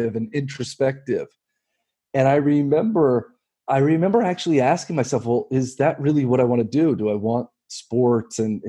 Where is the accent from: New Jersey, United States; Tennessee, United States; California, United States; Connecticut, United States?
New Jersey, United States; growing up in New Jersey